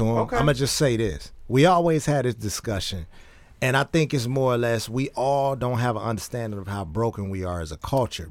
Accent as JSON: {"language": "English", "town": "Oak Park", "country": "United States", "tie": "born or raised there", "said": "We grew up in Oak Park, around Oak Park. We know what it is."}